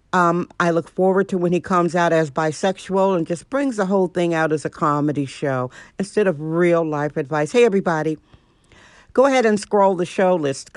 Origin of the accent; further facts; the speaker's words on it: Milwaukee, Wisconsin, United States; moved away; also born or lived in San Francisco; I'm originally from Milwaukee, Wisconsin